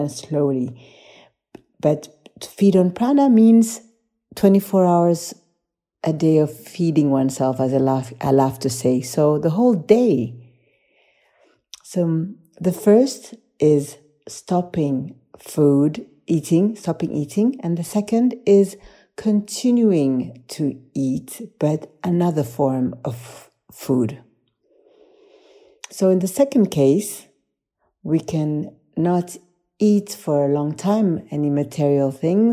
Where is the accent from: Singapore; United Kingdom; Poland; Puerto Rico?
Poland; I come from Poland.